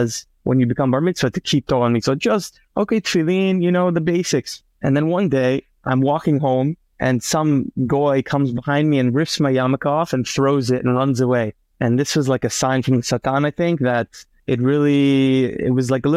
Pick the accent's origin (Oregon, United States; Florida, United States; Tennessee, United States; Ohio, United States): Florida, United States; Boca Raton; moved away as an adult; now in Israel; I grew up in Boca Raton, Florida. Born and raised.